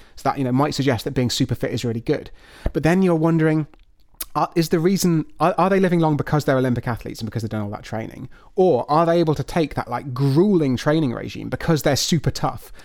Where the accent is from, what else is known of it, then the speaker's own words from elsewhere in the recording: United Kingdom; I'm afraid I'm thoroughly British through and through